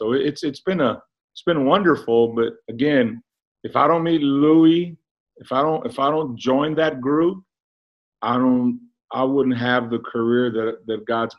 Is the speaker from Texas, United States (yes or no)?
yes; San Antonio, Texas, United States; I'm from the South Side. I'm Harlandale graduate.